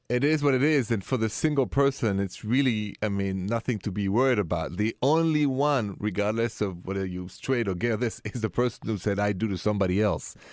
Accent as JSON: {"language": "English", "town": "Paris", "region": "Île-de-France", "country": "France", "moved": "yes", "lives_now": "United States", "said": "I come from Paris, and city of romance"}